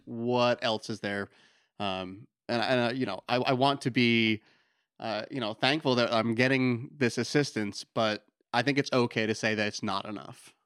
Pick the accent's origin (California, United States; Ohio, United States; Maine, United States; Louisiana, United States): Maine, United States; Lyman; also born or lived in Portland, Maine; I grew up in Lyman, so, you know, been in Maine pretty much my whole life